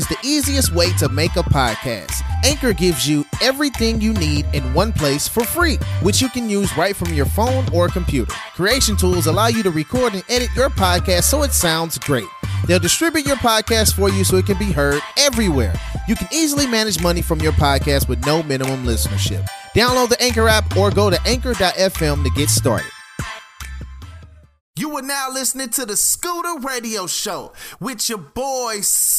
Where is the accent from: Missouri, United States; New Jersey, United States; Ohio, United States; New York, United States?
Missouri, United States; St. Louis; I'm from St. Louis, Missouri.